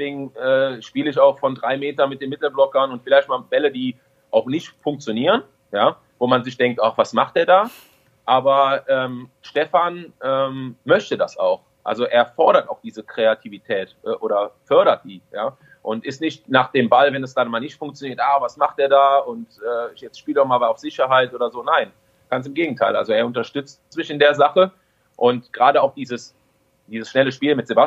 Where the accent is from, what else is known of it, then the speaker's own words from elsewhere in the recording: Düren, North Rhine-Westphalia, Germany; also born or lived in Friedrichshafen; Ich bin ja aus Düren nach Friedrichshafen gegangen. Drei Jahre hab, war ich in Ausbildung